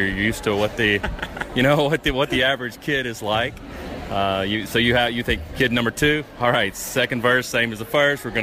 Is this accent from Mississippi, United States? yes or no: yes; Jackson, Mississippi, United States; moved away; we're originally from Jackson. So we were members of the Central Mississippi Down Syndrome Society.